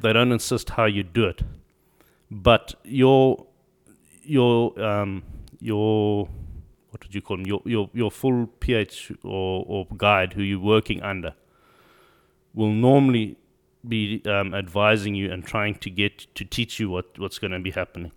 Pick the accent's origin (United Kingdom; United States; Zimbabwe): Zimbabwe; also born or lived in South Africa; I'm from Zimbabwe. Uh, born there, grew up there.